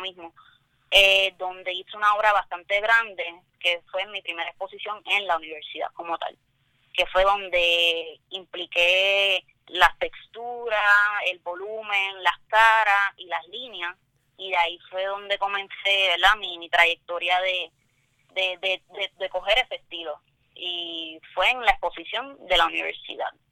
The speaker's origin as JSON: {"language": "Spanish", "town": "Toa Baja", "country": "Puerto Rico", "said": "soy del área de Tua Baja"}